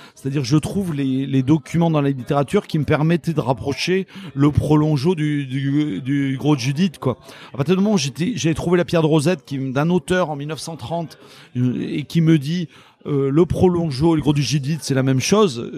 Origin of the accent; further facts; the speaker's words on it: La Réole, Nouvelle-Aquitaine, France; je suis originaire de la Réole